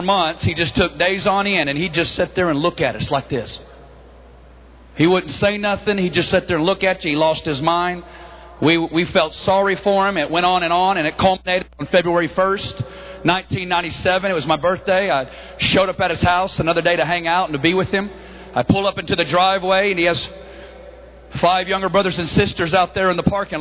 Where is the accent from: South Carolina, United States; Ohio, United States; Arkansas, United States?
Arkansas, United States; Northwest; accent: hickish; moved away; We're both originally from Northwest Arkansas.